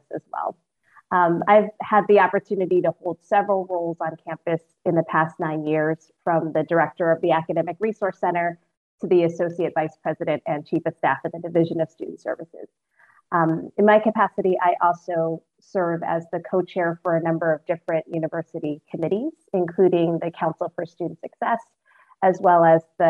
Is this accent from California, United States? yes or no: yes; San Francisco, California, United States; moved away as an adult; now in South Orange, New Jersey, United States; I was born and raised in San Francisco, and I moved to the Northeast about 14 years ago